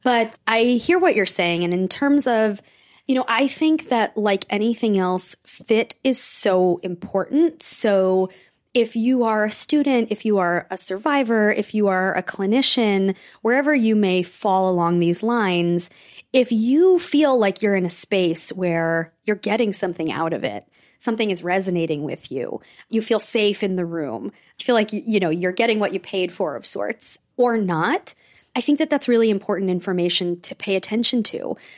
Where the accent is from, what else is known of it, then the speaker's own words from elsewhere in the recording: Rockland County, New York, United States; I grew up in Rockland County.